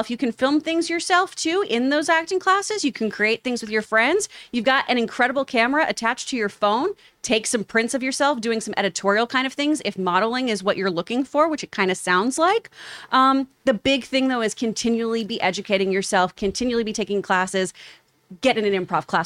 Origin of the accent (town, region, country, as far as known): Houston, Texas, United States; now in Los Angeles, United States